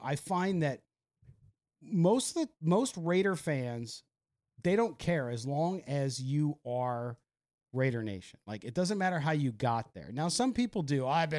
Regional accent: San Diego, California, United States; also born or lived in Las Vegas; I went to college and I grew up in San Diego, but hence the Charger issue.

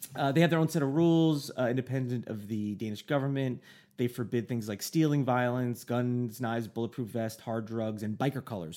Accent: United States; I'm an American

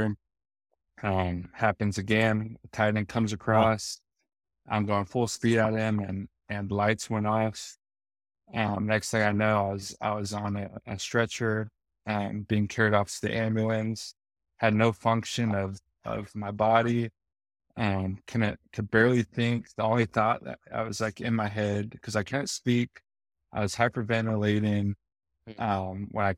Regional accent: West Coast, United States; moved away as an adult; also born or lived in Chicago; now in Arizona, United States; I grew up on the West Coast

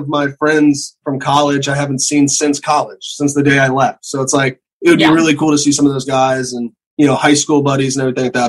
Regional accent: the South, United States; I come from the South

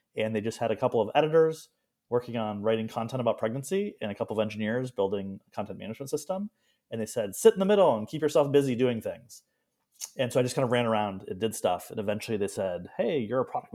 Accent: Ann Arbor, Michigan, United States; moved away as an adult; also born or lived in Portland, Oregon / San Francisco; I grew up in Ann Arbor, many generations of University of Michigan.

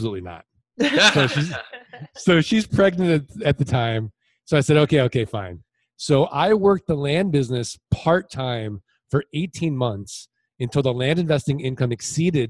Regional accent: St. Louis, Missouri, United States; now in Arizona, United States; I'm originally from St. Louis, Missouri. I'm from the show me state.

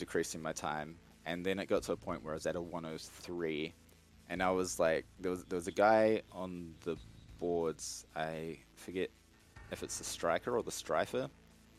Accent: New Zealand; I'm from New Zealand

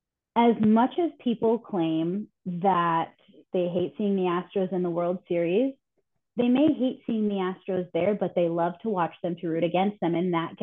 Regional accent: Corpus Christi, Texas, United States; I was born in Corpus.

